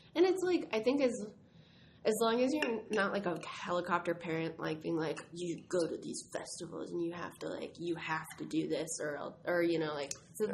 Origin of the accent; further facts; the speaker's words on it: Stockton, California, United States; I'm from Northern California. I'm from Stockton, California.